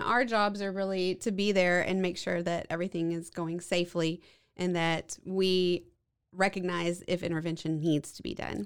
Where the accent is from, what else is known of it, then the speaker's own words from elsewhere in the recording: Waco, Texas, United States; I grew up here in Waco and went off and did all my medical training uh, and came back